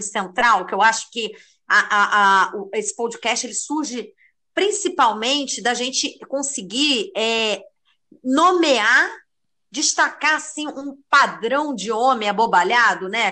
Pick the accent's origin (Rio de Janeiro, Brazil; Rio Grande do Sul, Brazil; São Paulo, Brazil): Rio de Janeiro, Brazil; moved away as an adult; now in Málaga, Spain; eu sou carioca também, da Lapa, bairro de Fátima ali.